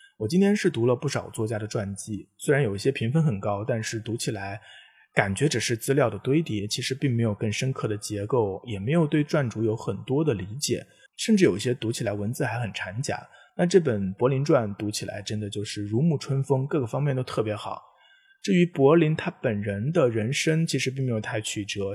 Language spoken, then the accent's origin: Chinese; China; 作为中国人